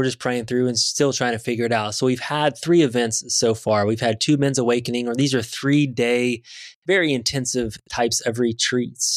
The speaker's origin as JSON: {"language": "English", "area": "Midwest", "region": "Indiana", "country": "United States", "said": "I'm from Indiana Midwest"}